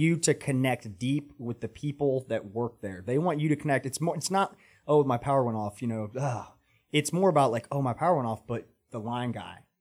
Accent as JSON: {"language": "English", "town": "Atlanta", "region": "Georgia", "country": "United States", "tie": "born or raised there", "moved": "as an adult", "lives_now": "Charlotte, United States", "said": "I grew up in Atlanta"}